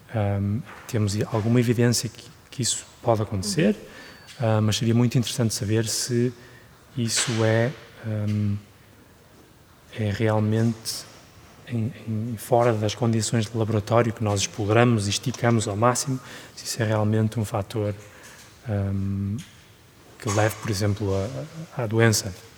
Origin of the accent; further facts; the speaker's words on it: Guimarães, Norte, Portugal; moved away as an adult; also born or lived in Germany / United Kingdom; now in Switzerland; cresci em Portugal